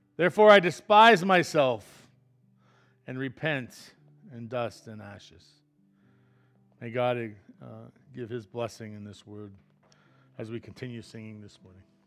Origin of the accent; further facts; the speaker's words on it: Pennsylvania, United States; I'm from Pennsylvania, not Florida